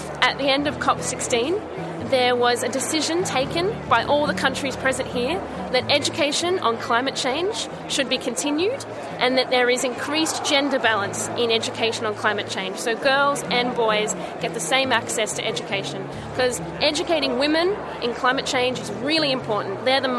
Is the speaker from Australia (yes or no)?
yes; Canberra, Australian Capital Territory, Australia; I'm from Canberra in Australia.